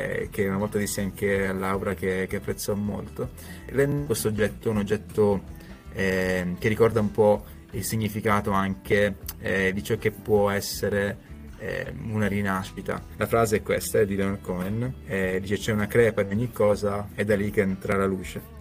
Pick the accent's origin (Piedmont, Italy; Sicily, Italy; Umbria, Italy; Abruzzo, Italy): Sicily, Italy; now in Trento, Italy; io sono un siciliano che vive a Trento e che ha una startup trentina